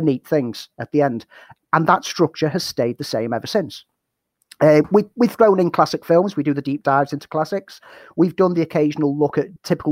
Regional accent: Liverpool, North West England, United Kingdom; moved away as an adult; now in Sheffield, United Kingdom; I'm originally from Liverpool. The accent might give a bit of it away. But I moved to Sheffield when I came to study.

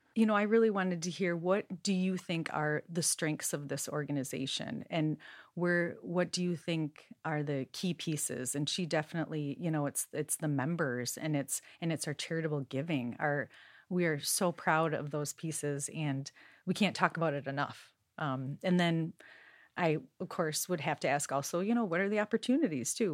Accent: Minnesota, United States; moved away; I grew up in Minnesota

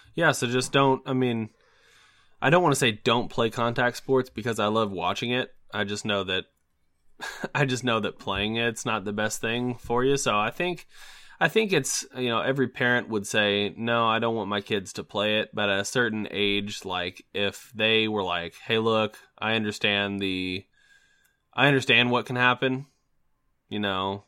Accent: United States; as an American

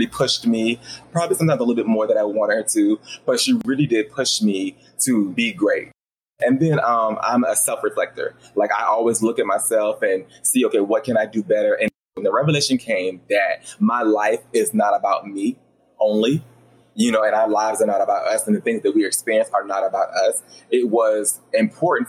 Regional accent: Roanoke, Virginia, United States; now in South Carolina, United States; I grew up in Roanoke, Virginia, which is like a little small town

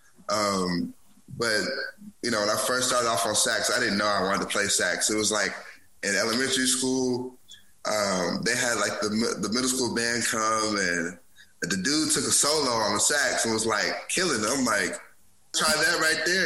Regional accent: Huntsville, Alabama, United States; also born or lived in Memphis, Tennessee; I'm from Huntsville, Alabama. Born in Memphis, Tennessee. I was just from Huntsville, Alabama. You know, all my family lives here.

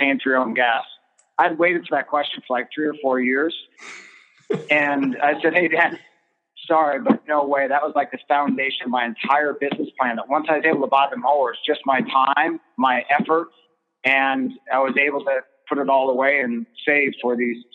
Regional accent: Olympic Peninsula, Northwest Washington, United States; I grew up in Northwest Washington on the Olympic Peninsula

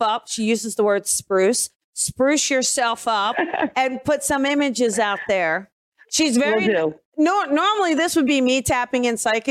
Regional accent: New Jersey, United States; I'm from New Jersey

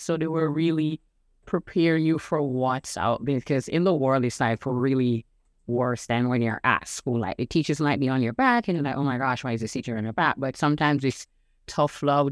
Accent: Jamaica; now in United States; I'm originally from Jamaican

